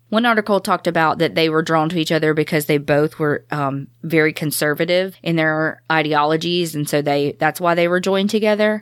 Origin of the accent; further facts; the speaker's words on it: the South, United States; We're from the South